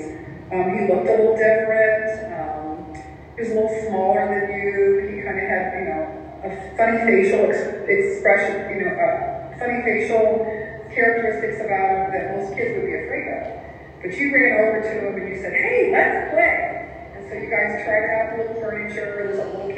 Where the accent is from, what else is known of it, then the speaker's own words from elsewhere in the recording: Morrisville, Missouri, United States; I was raised in Morrisville, Missouri, out by a river that feeds into the Mississippi River in Missouri.